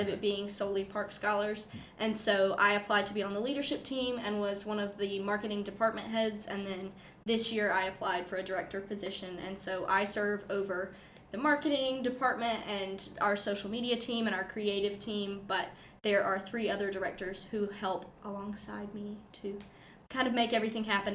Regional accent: Goldsboro, North Carolina, United States; But I grew up in and around the Triangle area. I'm from Goldsboro, North Carolina, so it's about an hour east of here.

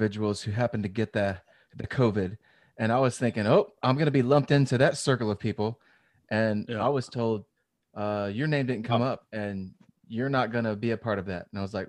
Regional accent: Louisiana, United States; And I'm from Louisiana.

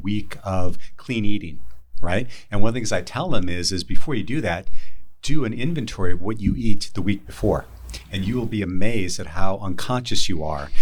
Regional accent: Wisconsin, United States; I grew up in Wisconsin

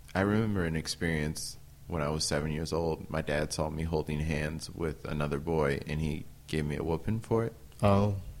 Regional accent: Peoria, Illinois, United States; moved away as an adult; also born or lived in Normal, Illinois; now in Burlington, United States; my hometown Peoria

